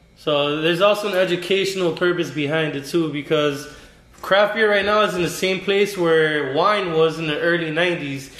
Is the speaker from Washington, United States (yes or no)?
no; Miami, Florida, United States; also born or lived in New York; I was born in New York, raised in Miami